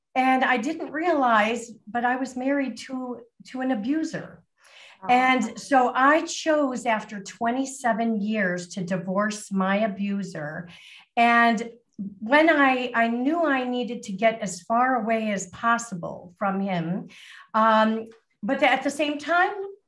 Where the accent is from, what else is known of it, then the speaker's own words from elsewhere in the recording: Lake Forest, Illinois, United States; moved away as an adult; also born or lived in Miami, Florida / Barrington, Illinois; now in Caribbean; I was born in Miami, Florida, and actually spent my entire life in the Chicago suburbs. So I grew up in Lake Forest, Illinois